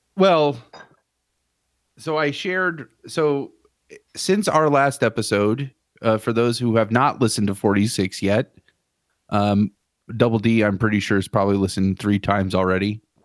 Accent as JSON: {"language": "English", "town": "Dayton", "region": "Ohio", "country": "United States", "tie": "born or raised there", "said": "Dayton, my hometown"}